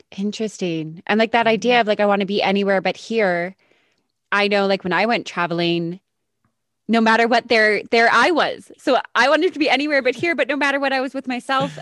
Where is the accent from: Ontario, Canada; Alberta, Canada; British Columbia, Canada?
Alberta, Canada; Calgary; I grew up in Calgary, so I grew up in a big city